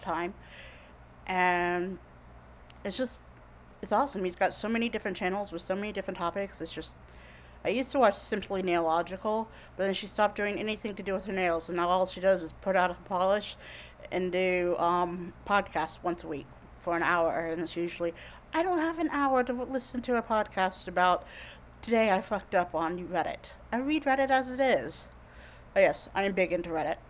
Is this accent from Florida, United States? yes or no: yes; Jacksonville, Florida, United States; moved away as an adult; also born or lived in Orlando, Florida; we grew up in Jacksonville, Florida